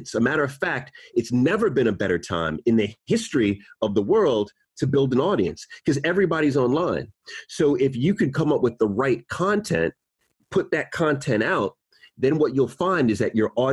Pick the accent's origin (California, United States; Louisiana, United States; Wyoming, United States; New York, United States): New York, United States; moved away as an adult; now in United Kingdom; I was born in New York